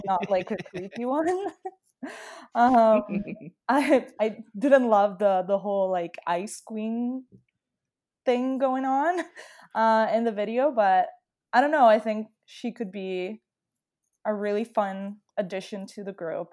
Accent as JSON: {"language": "English", "country": "Italy", "second_language": "English", "moved": "as an adult", "lives_now": "Toronto, Canada", "said": "am originally from Italy, and then I moved to Toronto, Canada five years ago in April of twenty fifteen."}